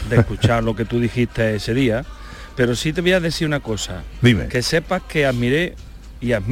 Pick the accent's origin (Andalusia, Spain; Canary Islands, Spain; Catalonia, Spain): Andalusia, Spain; Andújar; mi pueblo que es Anduja